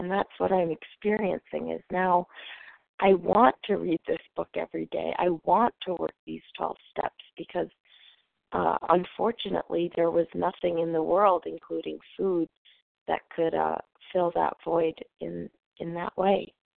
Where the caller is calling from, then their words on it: New Hampshire, United States; And I am calling currently from New Hampshire, but usually recovered in North Carolina.